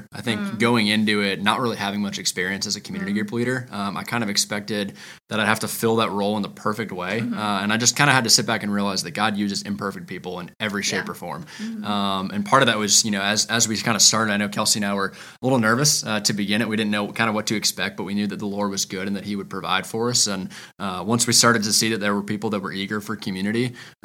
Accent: Charlotte, North Carolina, United States; also born or lived in Clemson, South Carolina; I was actually born and raised in Charlotte

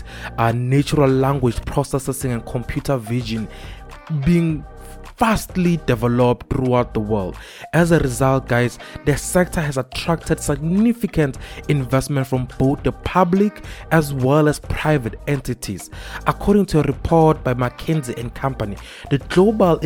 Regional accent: South Africa

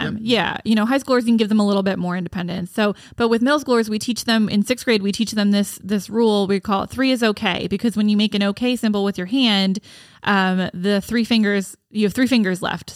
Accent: Gibbsboro, New Jersey, United States; also born or lived in Baltimore; I grew up in Gibbsboro

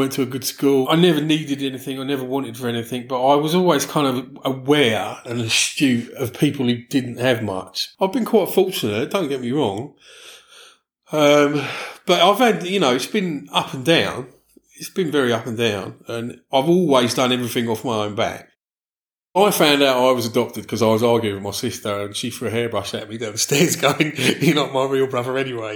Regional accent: London, United Kingdom; also born or lived in California / Switzerland / Dallas; now in Brighton, United Kingdom; I grew up in London.

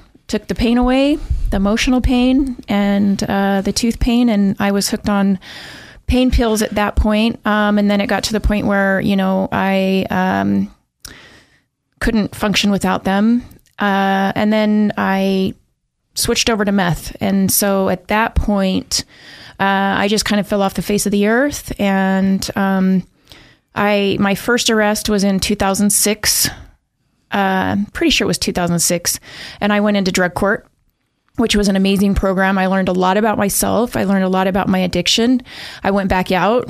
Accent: Pocatello, Idaho, United States; now in Boise, United States; I was born and raised in Pocatello

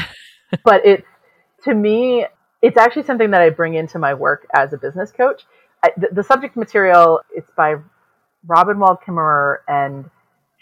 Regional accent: San Antonio, Texas, United States; now in Seattle, United States; I grew up in San Antonio

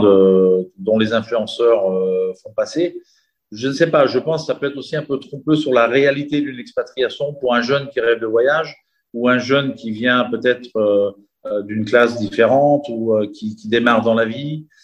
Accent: Chambéry, Auvergne-Rhône-Alpes, France; moved away as an adult; also born or lived in Entremont valley, Chartreuse / Chamonix; now in Dubai, United Arab Emirates; je suis originaire donc de la vallée des Entremonts, en Chartreuse. J'ai passé mon enfance à Chambéry

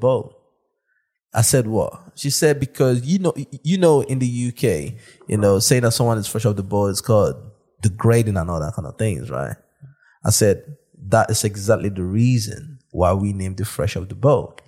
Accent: London, United Kingdom; I'm from South London.

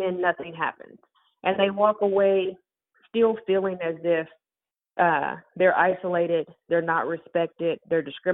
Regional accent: Tulsa, Oklahoma, United States; I'm from Tulsa, Oklahoma

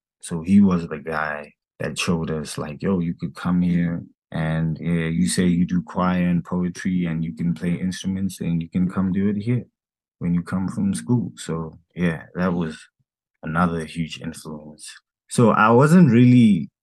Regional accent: Soweto, Gauteng, South Africa; I'm from Soweto

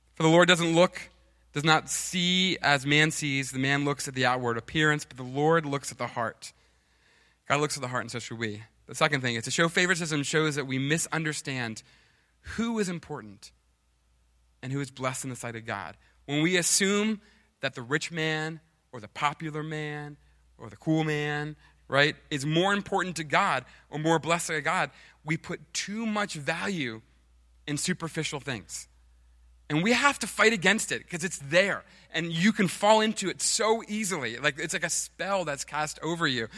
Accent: United States

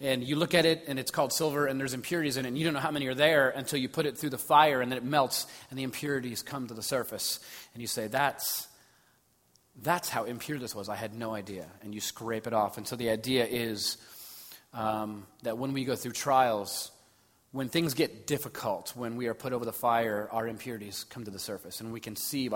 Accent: Los Angeles, California, United States; I grew up in in Los Angeles at a very sort of conservative Baptist church

